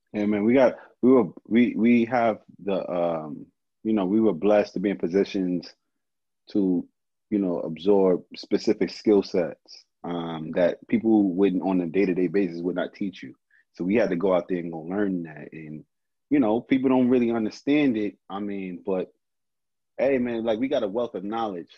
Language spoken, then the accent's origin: English; Brownsville, United States; I'm from Brownsville. I'm from a different world